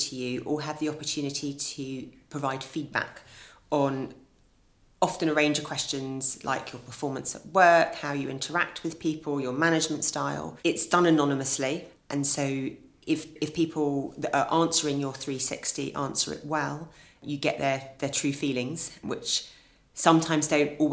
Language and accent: English; Epsom, South East England, United Kingdom; also born or lived in London; I grew up in Epsom in Surrey, which is in the commuter belt. I lived there for all of my childhood